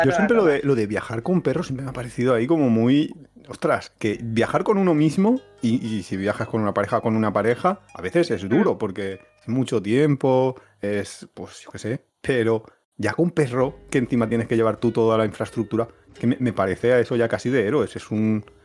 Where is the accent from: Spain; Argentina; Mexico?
Spain; Valencia, Valencian Community; now in Alicante, Spain; nosotros somos de Valencia